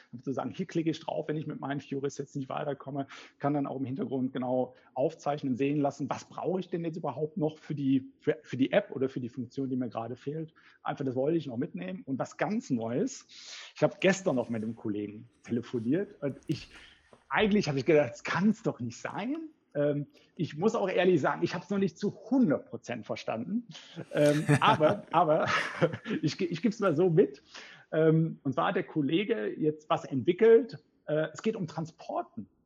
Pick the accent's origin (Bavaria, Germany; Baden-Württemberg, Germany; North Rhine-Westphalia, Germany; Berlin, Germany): North Rhine-Westphalia, Germany; Cologne; ich bin Kölner.